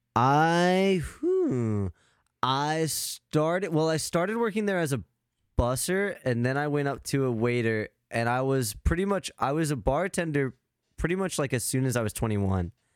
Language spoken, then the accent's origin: English; Arizona, United States; now in Wisconsin, United States; I'm in Wisconsin now, but, like, I grew up in Arizona